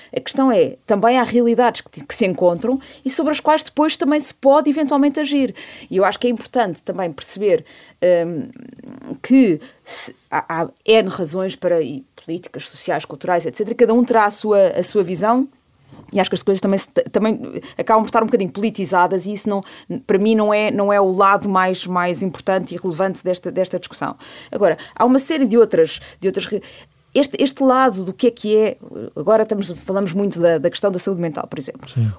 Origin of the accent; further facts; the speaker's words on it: Portugal; also born or lived in Canada; eu nasci no Canadá em julho de 74 e venho para Portugal porque nessa altura o meu pai